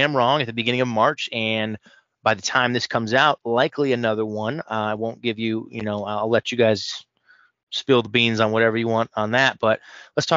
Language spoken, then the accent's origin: English; Midwest, United States; I'm a Midwesterner by heart. I say you guys, I don't say y'all.